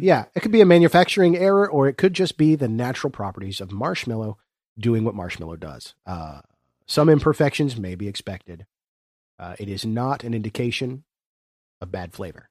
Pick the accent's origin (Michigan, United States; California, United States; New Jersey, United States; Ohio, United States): Ohio, United States; Chesapeake; I am, uh, born and raised in the Southern Ohio foothills region of the Appalachian Mountains